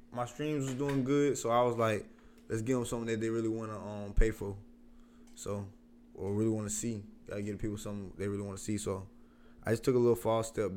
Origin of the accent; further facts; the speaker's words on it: Columbia, South Carolina, United States; I'm from Columbia, South Carolina. You already know, Northeast Side, Columbia, Parkway.